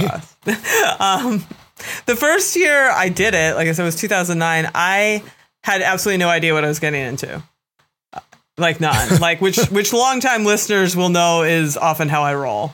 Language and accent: English; East Coast, United States; I am born and bred in the East Coast and have spent a lot of time racing and riding and training here